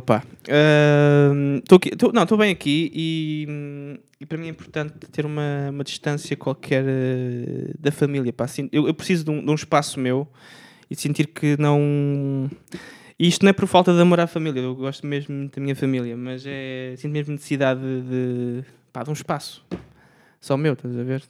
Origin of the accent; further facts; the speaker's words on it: Aveiro, Aveiro District, Portugal; moved away; eu venho da Aveiro